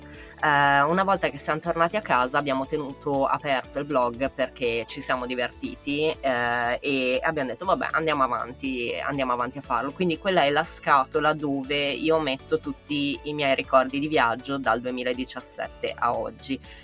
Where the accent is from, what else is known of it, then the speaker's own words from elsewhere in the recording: Milan, Lombardy, Italy; sono giornalista, sono di Milano